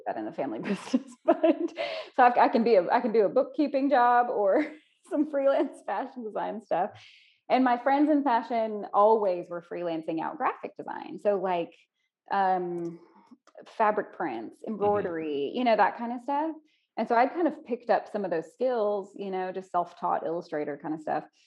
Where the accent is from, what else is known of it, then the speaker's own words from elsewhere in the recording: Pine Bluff, Arkansas, United States; I'm from Pine Bluff originally